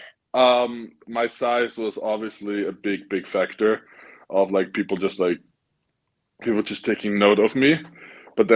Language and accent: English; Vienna, Austria; even though I was from Vienna